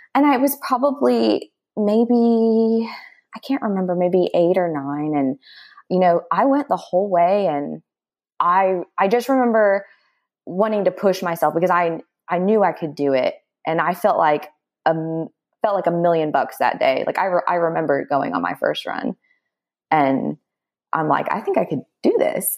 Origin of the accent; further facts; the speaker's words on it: Dallas, Texas, United States; moved away as an adult; now in Austin, United States; I am from Dallas, Texas, but I've been living in Austin, Texas for the past fourteen years.